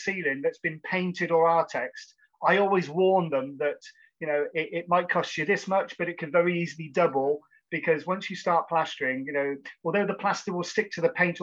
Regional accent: Cheltenham, South West England, United Kingdom; I was born and raised in Cheltenham in Gloucestershire

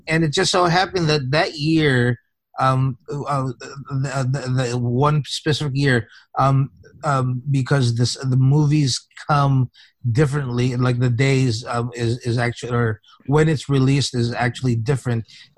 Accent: Philippines; for those people who might not know, I came from the Philippines.

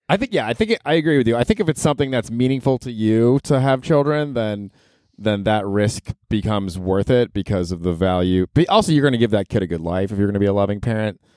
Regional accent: Florida, United States; also born or lived in Ohio; we're from Ohio, but I grew up in Florida

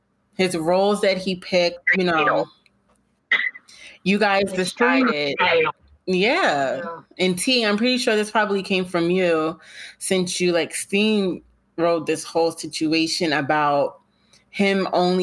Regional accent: New York, United States; I'm a New Yorker through and through.

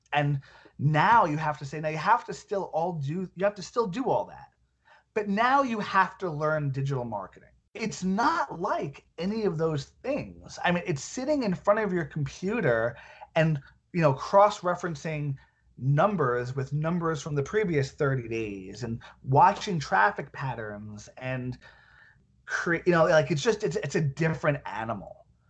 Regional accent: Centurion, Gauteng, South Africa; I'm from Centurion.

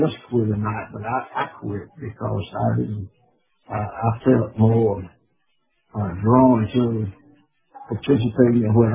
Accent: Chilton County, Alabama, United States; when I grew up in Chilton County, we only had one black school

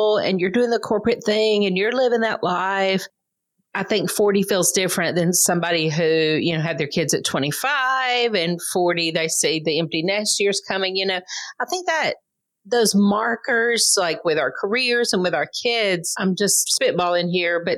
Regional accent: the American South, United States; true Southerners

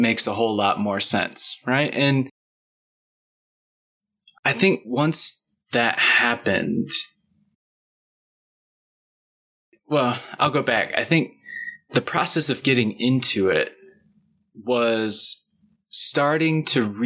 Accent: Michigan, United States; growing up in Michigan in the Midwest

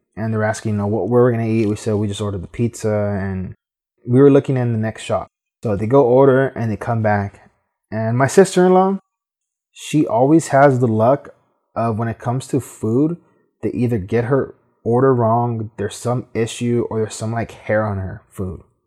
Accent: Los Angeles, California, United States; being from California, growing up in Boyle Heights

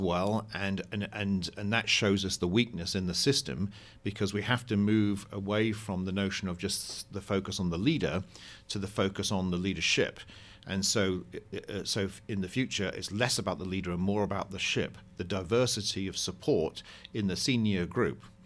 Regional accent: United Kingdom; now in United States; I'm a Brit living in America

